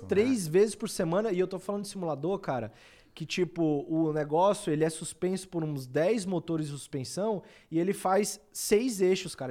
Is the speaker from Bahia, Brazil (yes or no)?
yes; Barreiras, Bahia, Brazil; moved away; E na época eu morava em Barreiras, que é a minha cidade natal, fica na Bahia